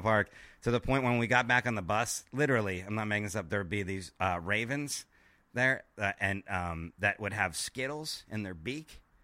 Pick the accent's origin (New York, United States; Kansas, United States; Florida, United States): Florida, United States; Miami; I'm from Miami, Florida